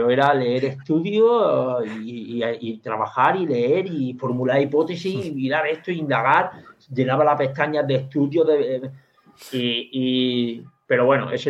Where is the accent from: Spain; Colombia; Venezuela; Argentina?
Spain; Andalusia; Yo, como buen andaluz